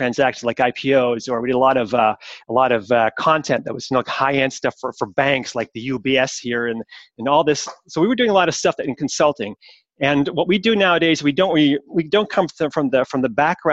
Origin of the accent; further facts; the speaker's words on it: Montreal, Quebec, Canada; now in Switzerland; I'm Canadian from origin, so I am, and I'm from Montreal